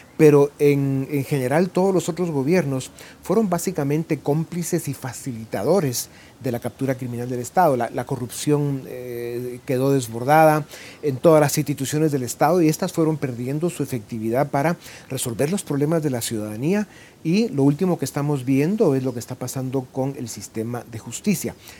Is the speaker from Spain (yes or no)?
no; Guatemala; dejar nuestro país